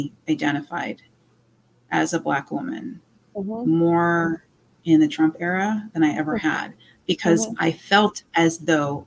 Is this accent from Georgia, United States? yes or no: no; Orange County, California, United States; also born or lived in Honolulu, Hawaii; I grew up in Orange County.